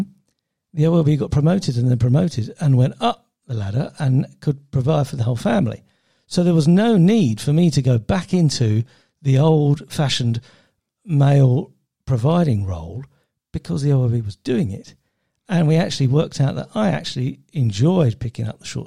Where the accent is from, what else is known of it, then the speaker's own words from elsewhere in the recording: United Kingdom; I was brought up just outside London with a white family, white parents, middle class.